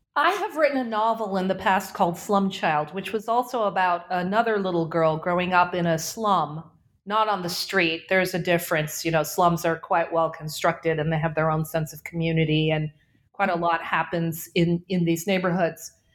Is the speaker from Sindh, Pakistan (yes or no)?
yes; Karachi, Sindh, Pakistan; also born or lived in New England; I am calling from Karachi, Pakistan, which is my hometown. I was born here